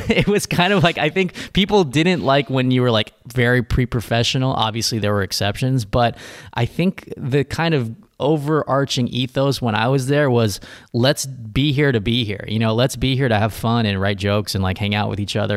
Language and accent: English; Riverside, California, United States; I grew up in Riverside, California, which is about an hour and a half from L